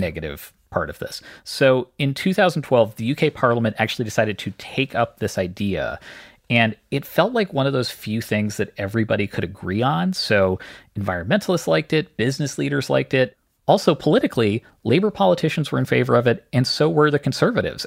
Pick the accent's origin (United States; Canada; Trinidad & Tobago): Canada; I grew up in Canada.